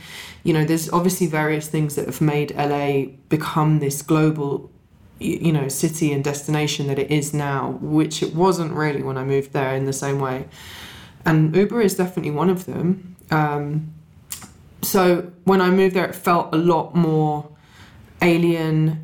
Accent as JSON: {"language": "English", "region": "London", "country": "United Kingdom", "tie": "born or raised there", "also_born_or_lived": "Los Angeles, United States / New York, United States", "moved": "as an adult", "lives_now": "United States", "said": "And I grew up right in the middle of London"}